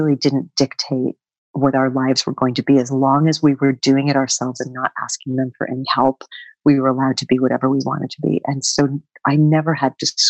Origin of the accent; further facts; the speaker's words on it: northwestern Connecticut, United States; moved away; also born or lived in rural New Jersey; I grew up on a small family Christmas tree farm in northwestern Connecticut.